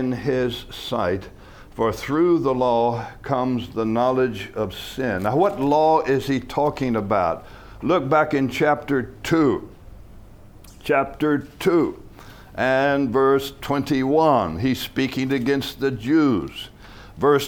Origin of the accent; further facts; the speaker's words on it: United States; I was born in America.